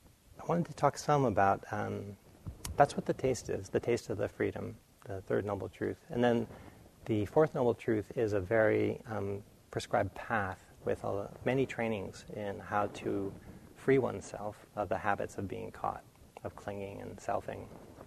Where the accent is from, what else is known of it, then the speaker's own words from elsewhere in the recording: New England, United States; I grew up in New England where it gets very cold